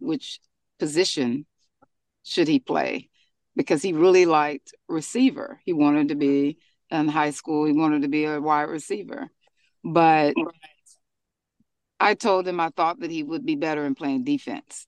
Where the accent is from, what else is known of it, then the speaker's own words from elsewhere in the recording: Frisco, Texas, United States; we're from Frisco, Texas